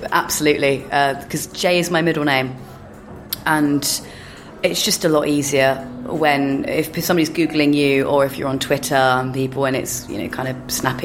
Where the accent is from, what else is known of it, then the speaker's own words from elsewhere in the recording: London, United Kingdom; also born or lived in Tokyo / Canterbury / Brighton; Yes, I'm Londoner born and bred. I was born in Paddington and brought up in a combination of areas, Neasden, Greenford, Ruislip. I've lived in Putney, just moved out again, looking to move again.